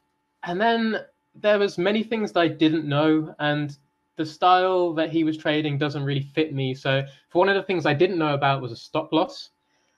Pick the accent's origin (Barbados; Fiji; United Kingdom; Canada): United Kingdom; Solihull, West Midlands; moved away as an adult; now in Japan; I am from England. I'm from the West Midlands.